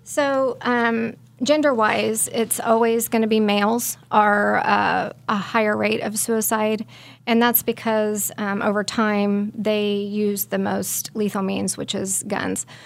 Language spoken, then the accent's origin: English; Belle Plaine, Kansas, United States; I'm from Belle Plaine, Kansas